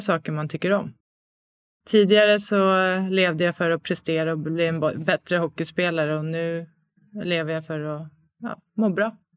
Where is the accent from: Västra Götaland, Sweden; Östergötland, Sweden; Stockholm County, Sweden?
Stockholm County, Sweden; Stockholm; moved away as an adult; Född och uppvuxen i Stockholm, flyttat hem tillbaks till Stockholm nu